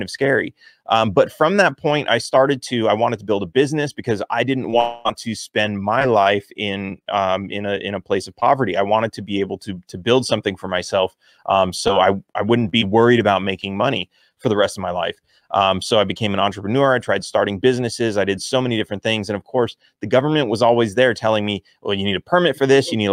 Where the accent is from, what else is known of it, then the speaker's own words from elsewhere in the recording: California, United States; I grew up in California